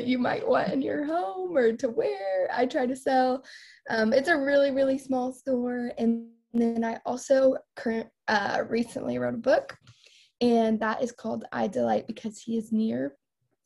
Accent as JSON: {"language": "English", "town": "Fort Worth", "region": "Texas", "country": "United States", "moved": "as an adult", "lives_now": "Norman, United States", "said": "I am from Fort Worth, Texas originally, but am right now a senior"}